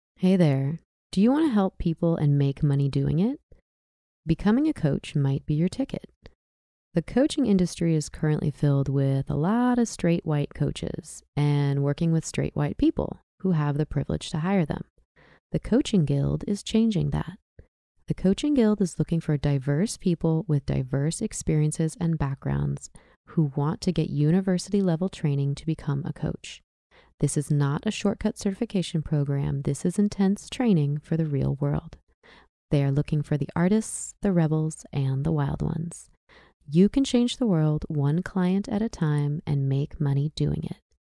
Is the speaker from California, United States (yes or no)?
yes; Southern California, United States; now in Oregon, United States; I'm an American, I'm from Southern California